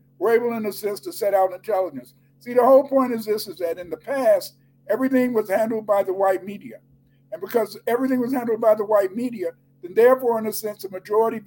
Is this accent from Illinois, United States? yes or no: yes; Chicago, Illinois, United States; I grew up in Chicago